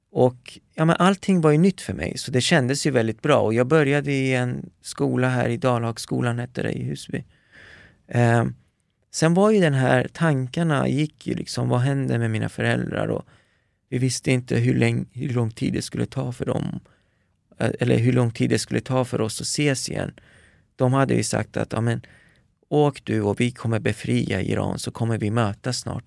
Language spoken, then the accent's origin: Swedish; Paris, Île-de-France, France; moved away; där föddes jag. Eh, min, min, eh, mina första år eh, spenderade jag i Paris